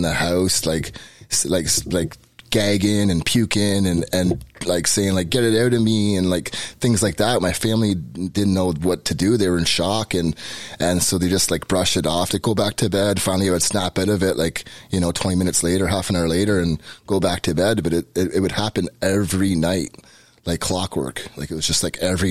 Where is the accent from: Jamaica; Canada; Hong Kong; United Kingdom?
Canada; Peterborough, Ontario; moved away as an adult; now in Hamilton, Canada; I grew up Catholic, born and raised in Peterborough